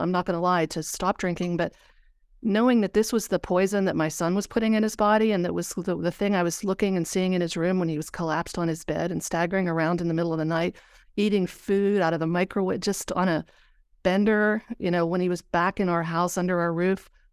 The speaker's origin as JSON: {"language": "English", "region": "Pennsylvania", "country": "United States", "said": "I'm from Pennsylvania."}